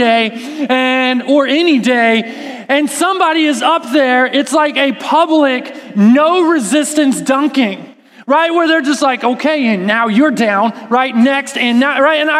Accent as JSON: {"language": "English", "region": "Texas", "country": "United States", "said": "I'm from Texas, and what that means is that in the summer times, it was really hot, like really hot. And so we lived at the pool"}